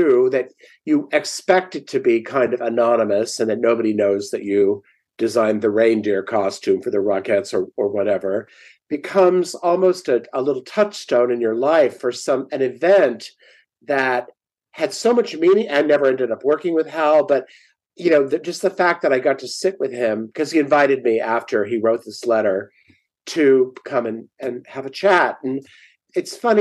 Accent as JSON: {"language": "English", "town": "San Diego", "region": "California", "country": "United States", "tie": "born or raised there", "also_born_or_lived": "El Cajon, California", "said": "I grew up in San Diego and we actually lived in El Cajon, which is about 20 minutes east"}